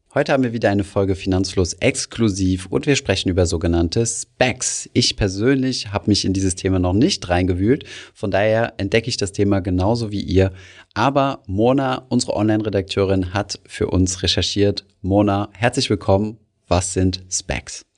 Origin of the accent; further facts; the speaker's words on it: Germany; bei uns in Deutschland